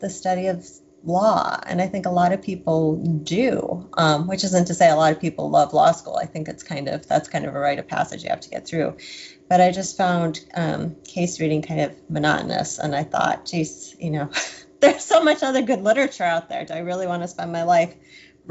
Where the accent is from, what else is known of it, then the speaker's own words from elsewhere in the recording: Wisconsin, United States; moved away as an adult; also born or lived in Boston; I'm still a Midwestern girl at heart. I'm from Wisconsin